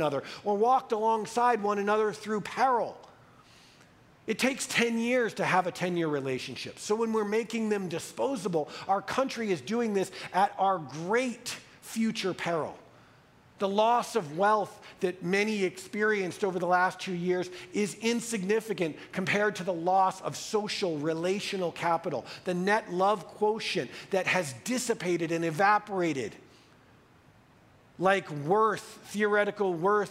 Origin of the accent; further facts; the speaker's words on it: United States; as an American white male